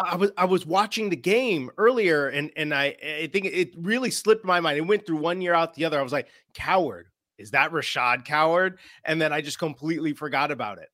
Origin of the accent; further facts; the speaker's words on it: Chicago, Illinois, United States; moved away; I'm originally a Chicago guy